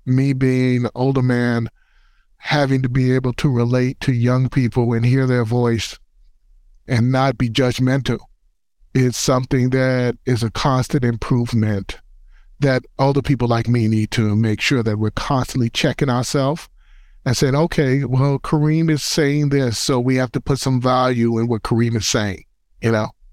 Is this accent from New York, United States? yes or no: yes; New York City, New York, United States; I grew up in the Bronx, and I also am a former basketball player